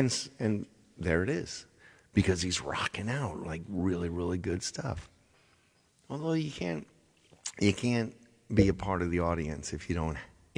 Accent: Indiana, United States; I'm from Indiana.

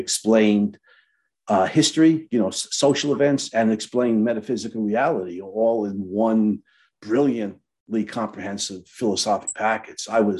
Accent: Brooklyn, New York, United States; I was born and raised in Brooklyn, New York. People don't realize that. They hear me talk. They think I'm from Louisiana, but they're wrong.

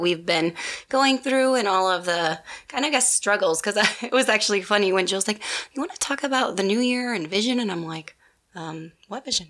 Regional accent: Midwest, United States; moved away; I was from the Midwest

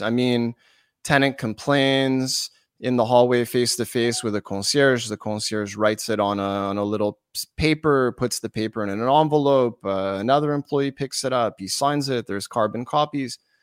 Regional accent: Montreal, Quebec, Canada; I'm from Montreal. we're Canadian

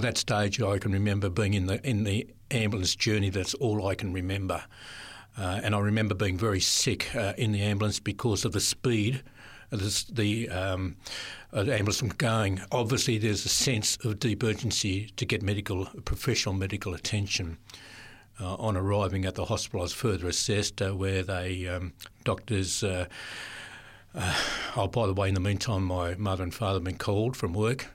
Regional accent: Sydney, New South Wales, Australia; also born or lived in Adelaide; parents moved to Sydney in my early years. Um, lived, uh, in different areas of Sydney, uh, early in the southern suburbs of Sydney

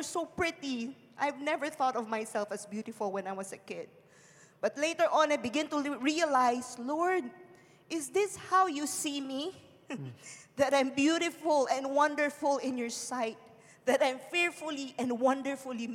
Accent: Philippines; moved away; I was born and raised in the Philippines, to a very poor family

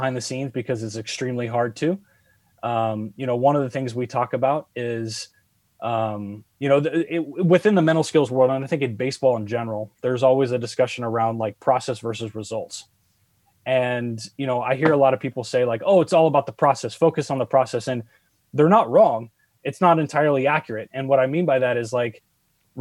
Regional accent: San Diego, California, United States; Growing up in San Diego, I grew up with a lot of kids who spoke Spanish.

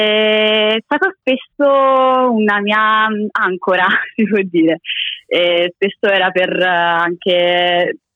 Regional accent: Naples, Campania, Italy; ho 25 anni, vengo da Napoli

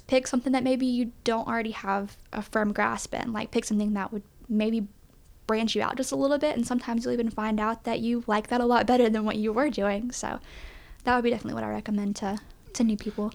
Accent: East Tennessee, United States; born and raised in East Tennessee

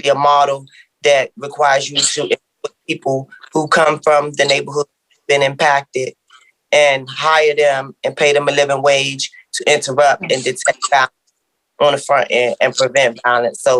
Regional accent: Washington, District of Columbia, United States; I grew up in Southeast D.C.

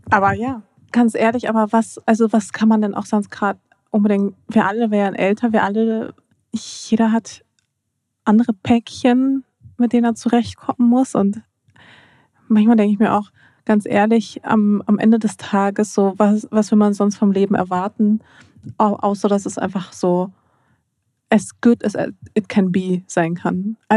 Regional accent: Dortmund, North Rhine-Westphalia, Germany; Ich komme aus Dortmund.

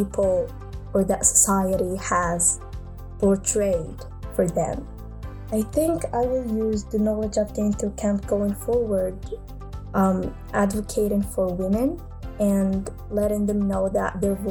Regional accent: Morocco; I'm from Morocco.

